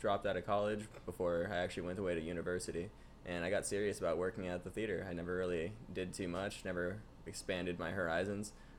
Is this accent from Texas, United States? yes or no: no; Ventura County, California, United States; here I am in my hometown